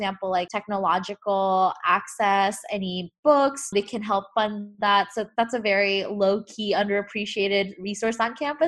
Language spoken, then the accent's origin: English; Jakarta, Indonesia; moved away as an adult; I'm originally from Jakarta, Indonesia